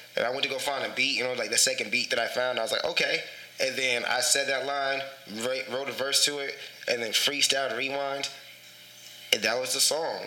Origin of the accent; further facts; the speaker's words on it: San Antonio, Texas, United States; also born or lived in Philippines; I'm from San Antonio, but I was actually born in the Philippines. Um, I was only there for two months